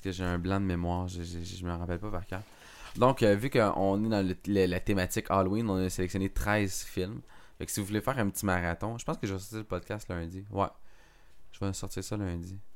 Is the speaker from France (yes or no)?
no; Montebello, Quebec, Canada; je, suis, natif, dans le fond, de l'Outaouais, dans le fond, pour les gens qui ne savent pas, je viens de, de Montebello